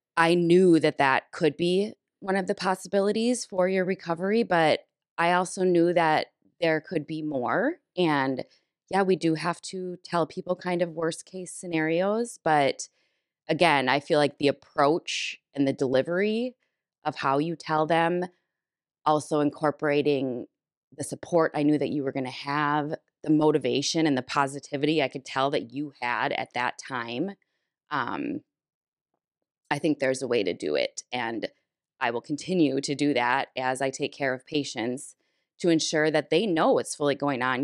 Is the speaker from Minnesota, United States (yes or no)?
yes; Minnesota, United States; being a Minnesotan my whole life and a cabin goer